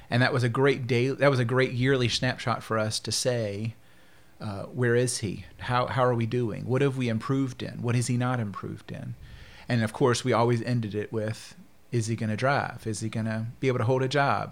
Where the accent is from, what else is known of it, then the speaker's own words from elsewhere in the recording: Shreveport, Louisiana, United States; also born or lived in Phoenix / Alexandria, Louisiana; I was born and raised here in Shreveport.